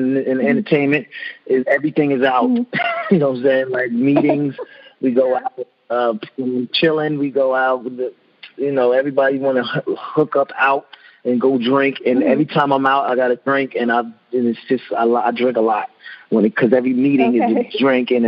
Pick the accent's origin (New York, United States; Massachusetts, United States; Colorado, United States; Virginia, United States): New York, United States; Long Island; I'm from Long Island